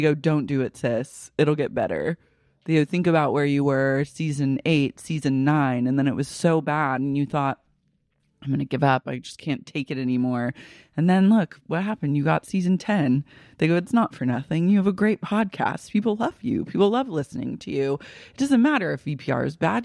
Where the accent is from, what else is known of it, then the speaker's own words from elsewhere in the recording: Oklahoma, United States; now in Los Angeles, United States; I'm not even from Oklahoma